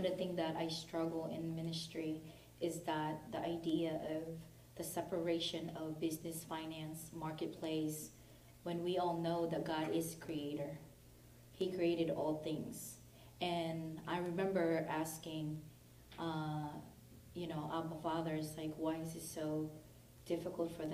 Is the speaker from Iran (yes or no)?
yes; Tehran, Tehran Province, Iran; I'm from Tehran